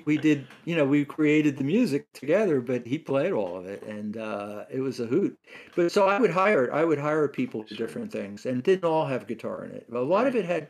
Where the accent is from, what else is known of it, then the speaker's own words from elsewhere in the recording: New York City, New York, United States; also born or lived in Manhattan / England; I grew up in Brooklyn